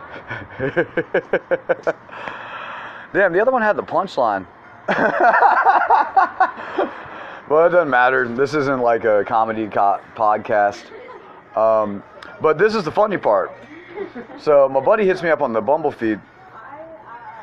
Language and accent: English; Charlotte, North Carolina, United States; I'm a comedian from Charlotte, North Carolina